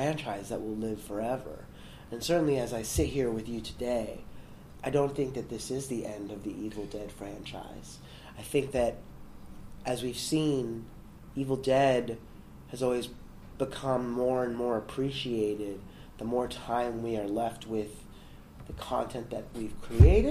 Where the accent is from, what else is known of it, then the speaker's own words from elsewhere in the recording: New York City, New York, United States; I grew up in the South Bronx